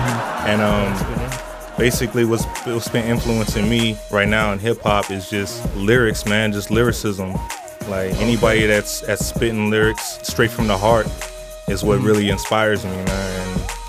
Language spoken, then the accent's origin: English; Dallas, Texas, United States; also born or lived in Milwaukee / Seattle / Los Angeles; Man, I'm from all over, man. I grew up in Dallas, Texas, man. I grew up in Milwaukee, Seattle. But my real home is here in Southern California, Los Angeles, and Pomona and the IE period, man.